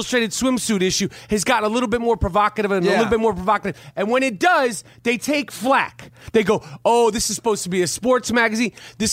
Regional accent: New York City, New York, United States; growing up in New York City, it's like growing up around transsexuals, blacks, Puerto Ricans, gays, you know, Chinese, Koreans, Greek

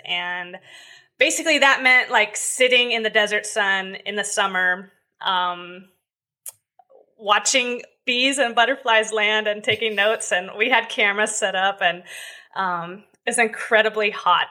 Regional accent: Southern California, United States; I grew up in Southern California

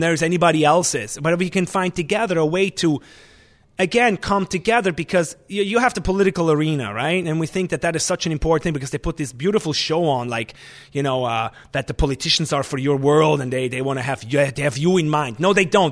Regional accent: Switzerland; English is a second language; moved away as an adult; also born or lived in New York, United States / Lanai, Hawaii, United States; now in Vermont, United States; I came from Switzerland

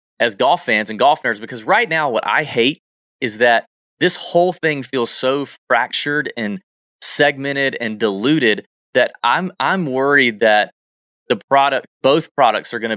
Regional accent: Augusta, Georgia, United States; Augusta all the time, my hometown

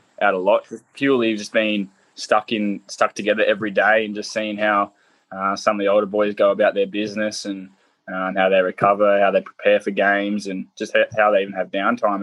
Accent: Central Coast, New South Wales, Australia; running out there in my hometown

